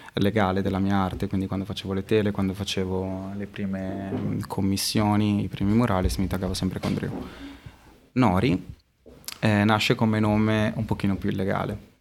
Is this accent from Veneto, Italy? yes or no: no; Modena, Emilia-Romagna, Italy; also born or lived in Florence; sono un ragazzo modenese